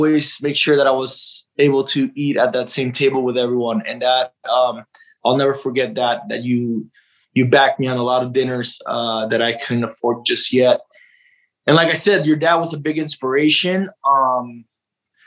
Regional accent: Tijuana, Baja California, Mexico; moved away; also born or lived in San Diego, California, United States; My parents had me in San Diego, but they took me back to Tijuana.

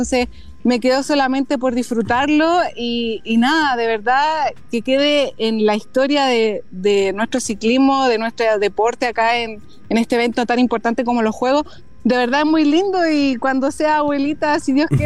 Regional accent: Chile; somos cuatro chilenas que vamos a estar corriendo la Gran Fondo

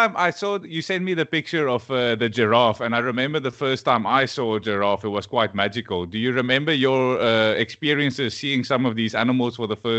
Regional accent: Poland; And growing up in Poland, I said this on the podcast previously that I had a friend from Kenya

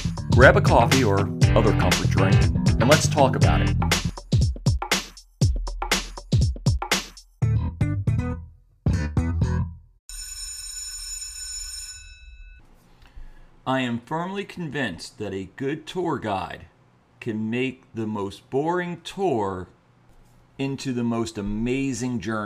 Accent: New Jersey, United States; I grew up in New Jersey

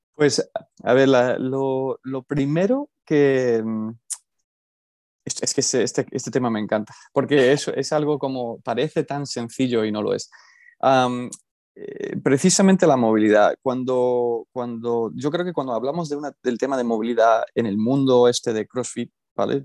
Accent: California, United States; moved away as an adult; also born or lived in Extremadura, Spain; now in Alcalá de Henares, Spain; yo soy originalmente de California, nací allí, me crié allí, fui al instituto allí, fui a la universidad allí

